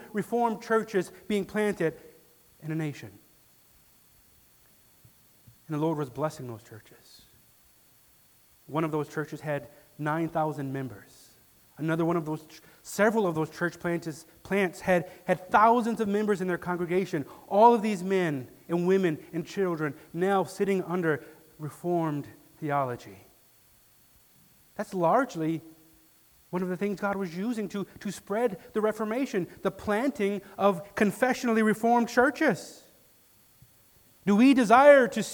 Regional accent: Detroit, Michigan, United States; now in West Michigan, United States; growing up in Detroit, 3 hours away from here

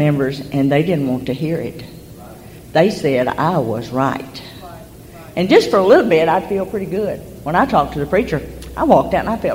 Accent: Promised Land, Arkansas, United States; I came from Promised Land

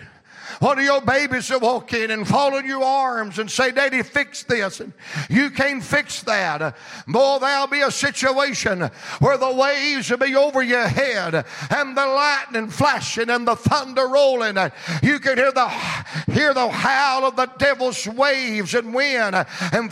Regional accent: Georgia, United States; I'm from Georgia, same place he's from

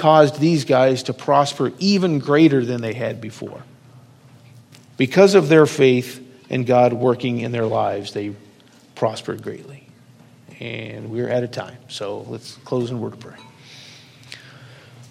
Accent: Lincoln, Nebraska, United States; growing up in Lincoln

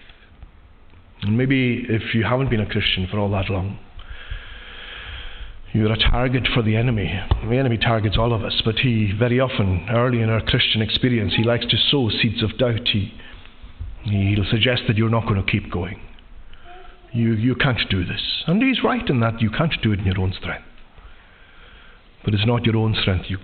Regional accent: Lewis, Scotland, United Kingdom; Growing up in Lewis

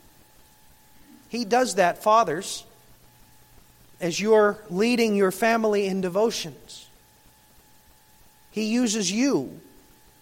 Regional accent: Michigan, United States

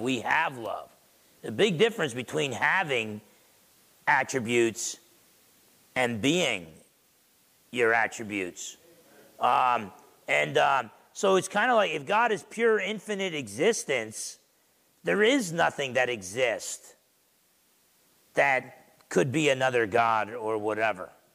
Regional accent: Essex County, New Jersey, United States; grandson of Portuguese and Italian immigrants growing up in Essex County, New Jersey

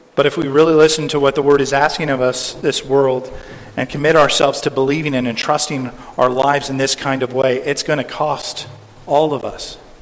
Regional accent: California, United States; in my home state of California

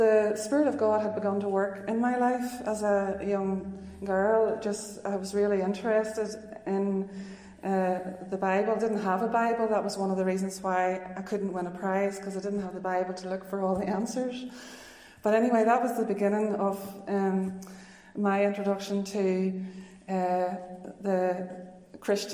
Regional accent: Newcastle, Northern Ireland, United Kingdom; also born or lived in United States / Russia; I grew up in Tullymore Forest Park, just outside Newcastle, County Down

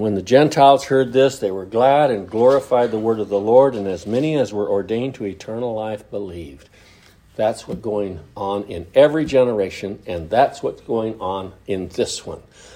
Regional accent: United States; moved away; my hometown. Very small town on the California-Oregon border south of Lakeview

